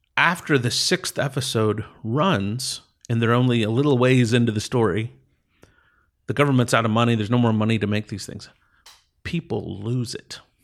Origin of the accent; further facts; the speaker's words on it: East Texas, United States; moved away as an adult; I grew up in East Texas